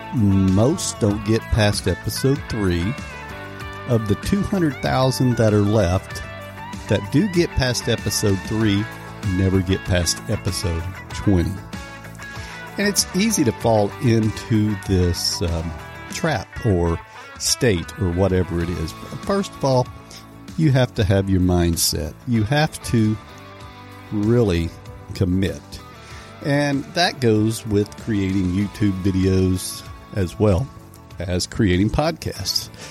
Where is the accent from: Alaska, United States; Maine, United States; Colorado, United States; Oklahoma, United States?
Oklahoma, United States; I am from Oklahoma